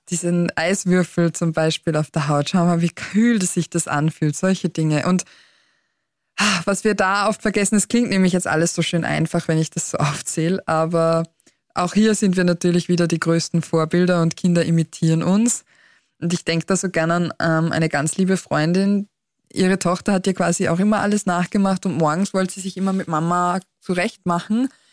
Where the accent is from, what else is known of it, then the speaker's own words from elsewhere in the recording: Austria; bei uns in Österreich